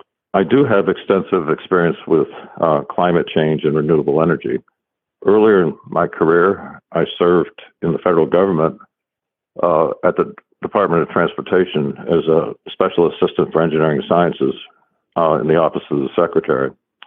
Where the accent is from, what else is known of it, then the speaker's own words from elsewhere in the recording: Paducah, Kentucky, United States; born there; I was born in Paducah, Kentucky